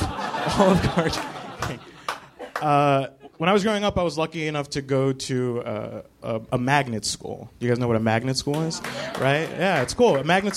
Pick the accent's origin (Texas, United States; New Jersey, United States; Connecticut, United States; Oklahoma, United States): New Jersey, United States; Newark; now in New York City, United States; I grew up in Newark, New Jersey, which is my hometown.